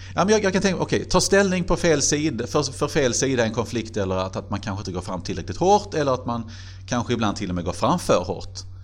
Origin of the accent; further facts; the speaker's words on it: Helsingborg, Skåne, Sweden; moved away as an adult; also born or lived in Glumslöv; now in Karlskrona, Sweden; det är väl ändå Helsingborg som alltid har varit min hemstad